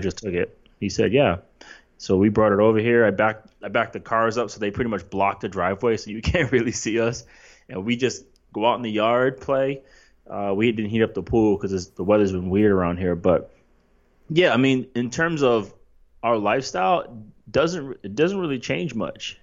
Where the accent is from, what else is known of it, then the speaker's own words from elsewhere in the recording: East Coast, United States; I grew up on the East Coast